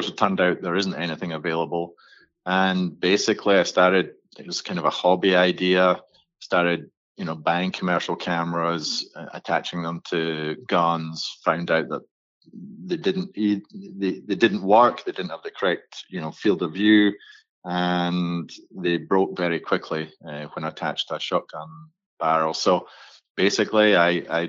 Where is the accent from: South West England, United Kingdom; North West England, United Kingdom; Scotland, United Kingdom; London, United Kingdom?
Scotland, United Kingdom; moved away as an adult; now in Boca Raton, United States; I'm from Scotland originally and came over here in 1988, back when IBM was making the first personal computers in Boca Raton, Florida